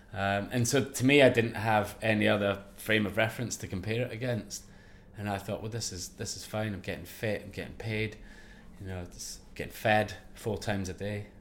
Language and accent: English; Ayrshire, Scotland, United Kingdom; growing up in Ayrshire, in Scotland